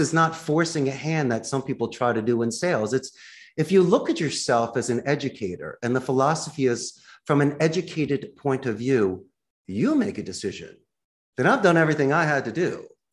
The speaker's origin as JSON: {"language": "English", "town": "Philadelphia", "region": "Pennsylvania", "country": "United States", "moved": "yes", "lives_now": "Costa Rica", "said": "I'm from Philly."}